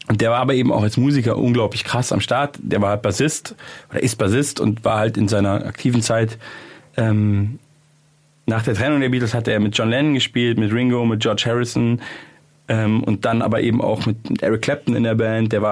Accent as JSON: {"language": "German", "town": "Munich", "region": "Bavaria", "country": "Germany", "tie": "born or raised there", "said": "das ist in der ah. Nähe von München. Ah, okay. Und das ist ja meine Heimatstadt."}